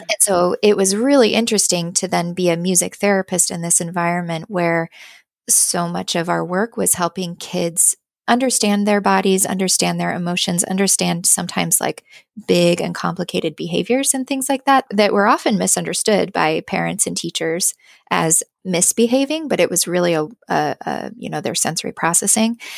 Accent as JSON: {"language": "English", "town": "Boise", "region": "Idaho", "country": "United States", "tie": "born or raised there", "moved": "yes", "said": "I moved back to my home state. Um, I'm from Boise, Idaho"}